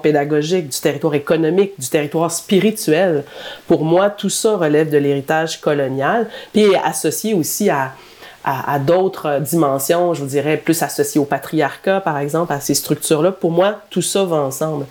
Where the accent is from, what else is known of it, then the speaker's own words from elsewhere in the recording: Drummondville, Quebec, Canada; je suis native de Drummondville